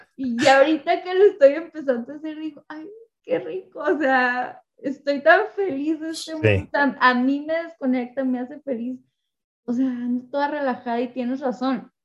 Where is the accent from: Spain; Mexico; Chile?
Mexico; yo soy, mexicana, solo puedo hablar por mi cultura